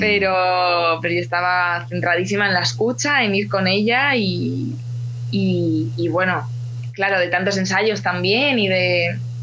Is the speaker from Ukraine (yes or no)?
yes; Ukraine; now in Spain; yo soy ucraniana